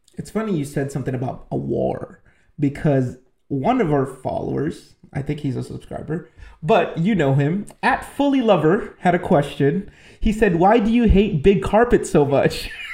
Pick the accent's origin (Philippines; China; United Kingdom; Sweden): Philippines; moved away; I'm Filipino.